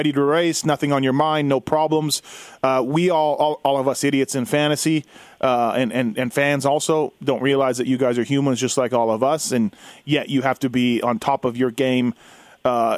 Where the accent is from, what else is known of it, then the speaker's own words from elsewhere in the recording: Manitoba, Canada; I'm from Manitoba, grew up, born and raised